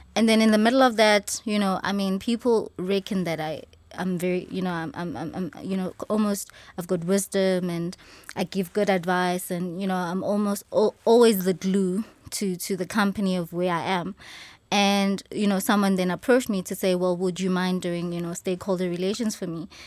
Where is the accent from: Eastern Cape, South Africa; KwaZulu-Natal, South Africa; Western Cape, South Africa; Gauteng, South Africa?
Gauteng, South Africa; Johannesburg; I am born and raised in Soweto